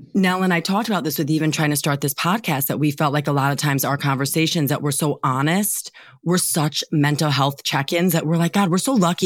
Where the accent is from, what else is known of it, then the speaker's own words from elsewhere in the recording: Wisconsin, United States; we're from Wisconsin too